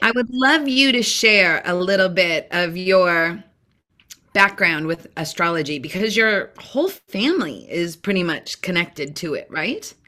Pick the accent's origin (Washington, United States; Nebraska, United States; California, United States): Washington, United States; Seattle; you are in my hometown in uh, the Seattle area.